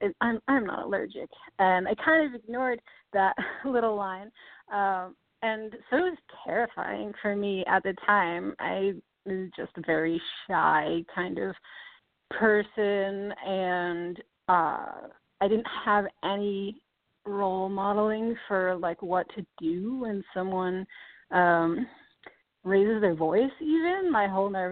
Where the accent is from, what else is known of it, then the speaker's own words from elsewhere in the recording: East Coast, United States; also born or lived in New York City; I grew up on the East Coast